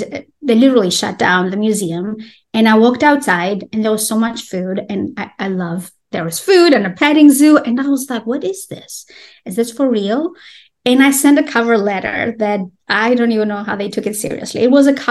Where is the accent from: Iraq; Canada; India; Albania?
Albania; English is a second language; moved away as an adult; also born or lived in Greece / Tennessee, United States; I'm originally from Albania